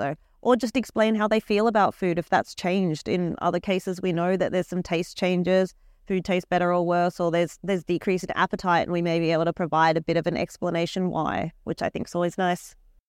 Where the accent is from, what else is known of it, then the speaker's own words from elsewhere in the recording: Australia; I'm from the University of Queensland, all the way from Australia.